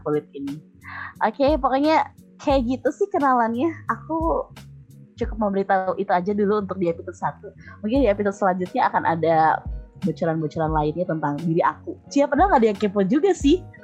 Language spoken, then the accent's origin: Indonesian; Bandung, West Java, Indonesia; moved away as an adult; now in Hungary; aku lahir di Bandung, terus pindah karena orang tua kerja, nah, terus balik lagi ke Bandung. Jadi mungkin aku baru empat belas kali ya, empat belas tahun di Bandung.